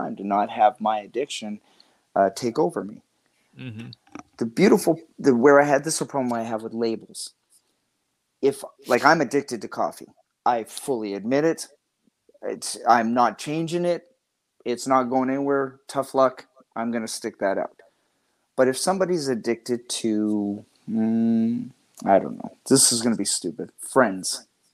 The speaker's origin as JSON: {"language": "English", "country": "Canada", "said": "I'm from Canada"}